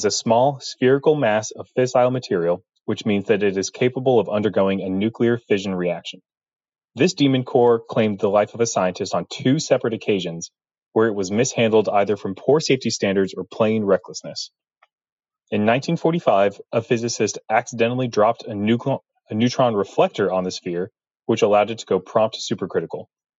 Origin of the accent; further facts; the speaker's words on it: North Carolina, United States; I'm from North Carolina, and I am a nuclear engineer